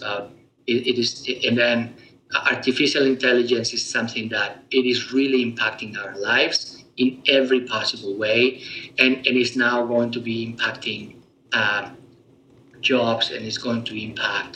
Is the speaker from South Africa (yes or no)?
no; Spain; moved away; me being originally born in Europe, I was born in Spain.